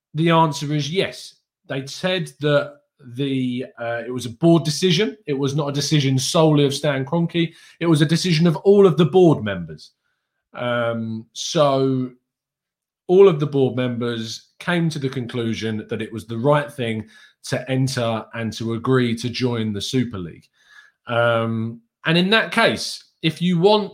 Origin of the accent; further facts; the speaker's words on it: England, United Kingdom; as an English guy